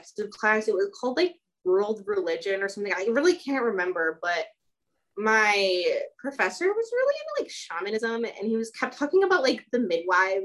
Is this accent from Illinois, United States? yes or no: yes; Chicago, Illinois, United States; moved away as an adult; also born or lived in Romania; now in Southern Oregon, United States; I grew up in Chicago. So I lived there for like the majority of my life